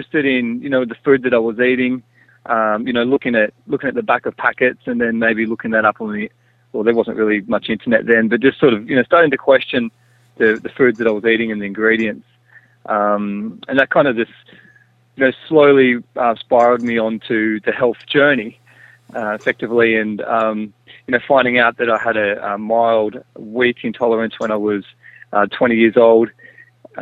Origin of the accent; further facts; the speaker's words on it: Byron Bay, New South Wales, Australia; growing up in Byron Bay